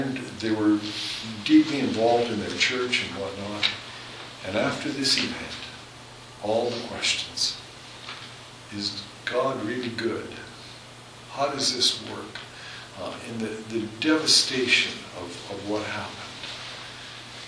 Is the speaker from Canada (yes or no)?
yes; Southern Alberta, Canada; now in Hanna, Canada; I'm from Southern Alberta